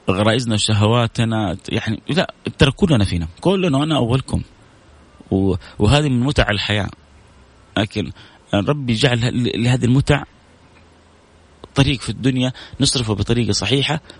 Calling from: Sweden; أنا من السويد ممكن تحدثنا عن الصبر على على على المصيبة

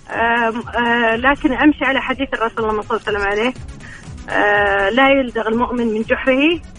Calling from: Riyadh, Riyadh Province, Saudi Arabia

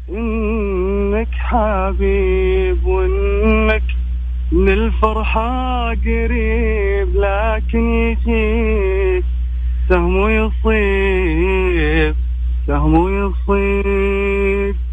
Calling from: Riyadh, Riyadh Province, Saudi Arabia; من الرياض يا حبيبنا

